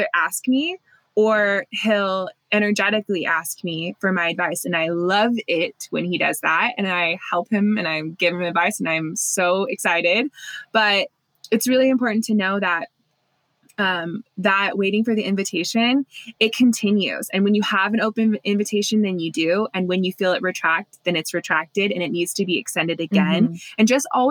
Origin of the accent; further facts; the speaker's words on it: United States; growing up in Lake Tahoe with like the forest